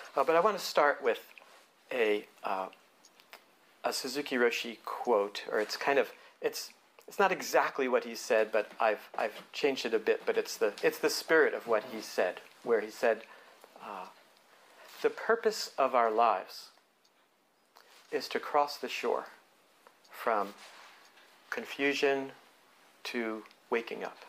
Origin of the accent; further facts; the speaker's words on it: New Jersey, United States; moved away as an adult; growing up in New Jersey